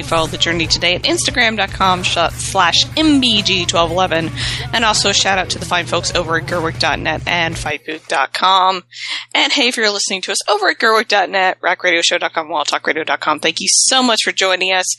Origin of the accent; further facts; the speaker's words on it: the South, United States; I'm from the South. We don't have hockey from where I'm from